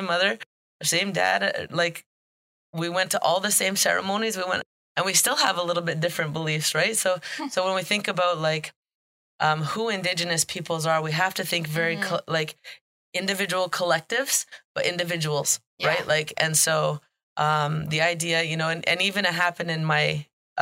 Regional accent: Deseronto, Ontario, Canada; now in Tyendinaga Mohawk Territory, Canada; I grew up in Deserano, in the town of Deserano

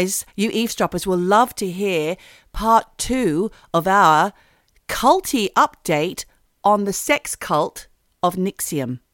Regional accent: Australia; now in United Kingdom; living as an Australian in the United Kingdom

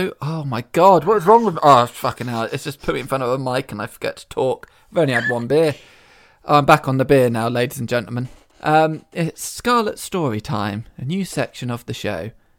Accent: Portsmouth, South East England, United Kingdom; born there; I was born in Portsmouth.

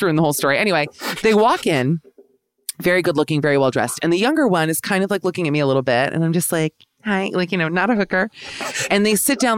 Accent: New York, United States; I'm just an American New Yorker

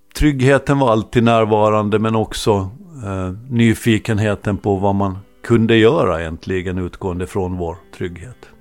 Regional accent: Åland Islands; vi är inte svenskar och vi är inte finnar utan vi är rätt och slätt ålänningar

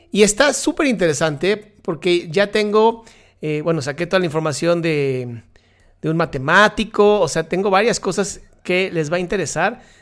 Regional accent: Ecuador; soy cosita, no sé, y soy de Ecuador, no voy a decir dónde.

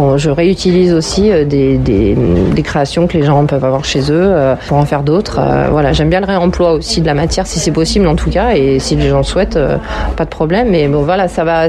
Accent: Villeurbanne, Auvergne-Rhône-Alpes, France; je suis de Villeurbanne, donc je suis née ici, j'ai grandi ici

